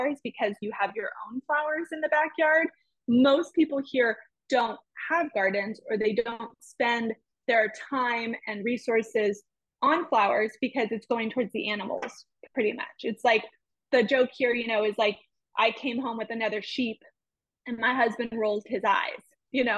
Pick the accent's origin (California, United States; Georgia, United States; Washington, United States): California, United States; now in Oklahoma, United States; I wasn't going to move home to California